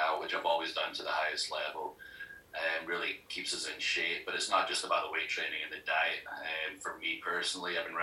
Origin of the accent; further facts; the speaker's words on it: Scotland, United Kingdom; now in United States; Scotland. I'm from Scotland